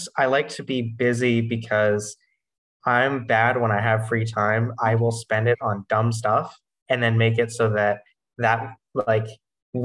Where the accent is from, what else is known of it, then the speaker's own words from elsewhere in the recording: Newton, Massachusetts, United States; I'm actually from Newton, Massachusetts